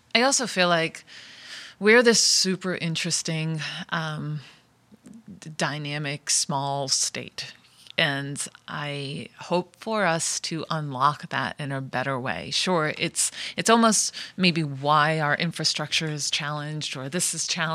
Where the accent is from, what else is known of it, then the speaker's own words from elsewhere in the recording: Rhode Island, United States; Rhode Island, I'm from Rhode Island. My, I'm first generation. My parents are from Italy